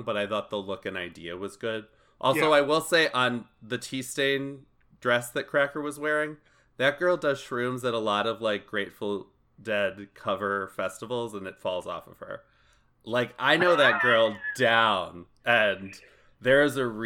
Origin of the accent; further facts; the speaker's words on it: Chicago, Illinois, United States; moved away; I'm a Chicago native and I grew up on the South Side to a certain age